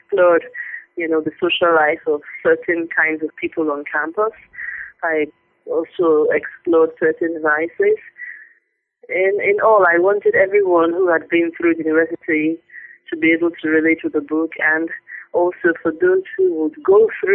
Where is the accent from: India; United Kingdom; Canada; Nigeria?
Nigeria; I'm a Nigerian. I was born into a family of three girls. I went to school in Nigeria, all my school levels, primary, secondary, university